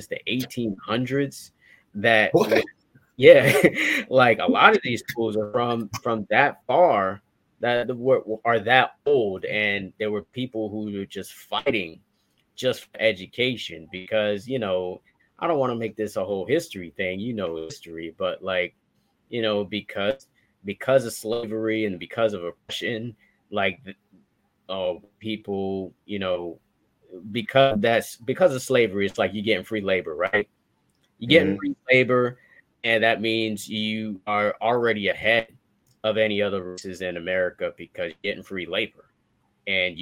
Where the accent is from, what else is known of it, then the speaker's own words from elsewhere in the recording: Miami, Florida, United States; we Haitian. We grew up in Miami